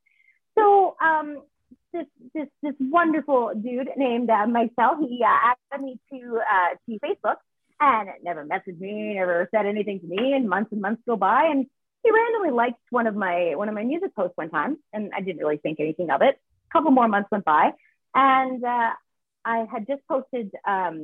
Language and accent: English; Fredericton, New Brunswick, Canada; moved away as an adult; now in Alberta, Canada; I grew up in the city. So, I grew up in the capital of New Brunswick.